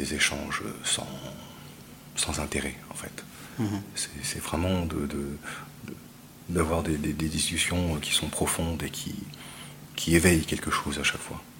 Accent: Grasse, Provence-Alpes-Côte d'Azur, France; moved away; also born or lived in Tahiti; Je suis né à Grasse sur la côte d'Azur

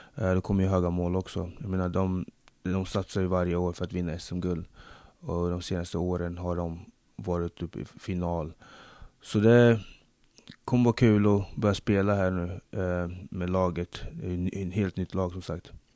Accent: Sweden; also born or lived in Democratic Republic of the Congo / Linköping / United States; Jag, jag är född i Zaire, nuvarande Kongo-Kinshasa. Flyttade hit när jag var fem år

